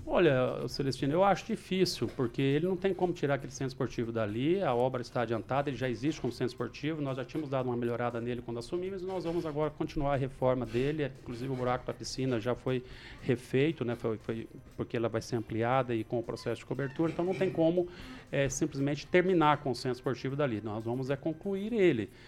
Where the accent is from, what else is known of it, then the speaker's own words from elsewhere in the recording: Maringá, Paraná, Brazil; pela nossa querida Vila Operária e onde cresci, praticamente nasci, nasci no, no Maringá Velho, mas fui crescido na Operária